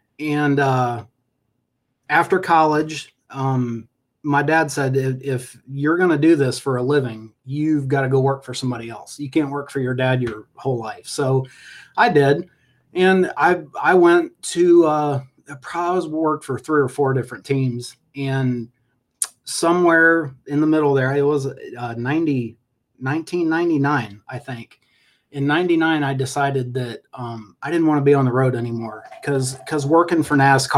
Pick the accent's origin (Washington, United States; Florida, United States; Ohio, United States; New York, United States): Ohio, United States; born there; growing up, I was born in Ohio, and my dad raced, was in road racing.